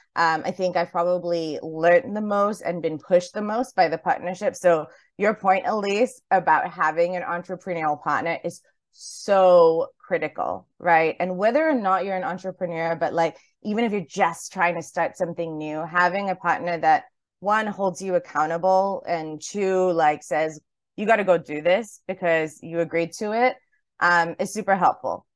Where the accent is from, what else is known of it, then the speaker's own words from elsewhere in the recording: Highland, New York, United States; now in Singapore; from my time, like, growing up in Highland, New York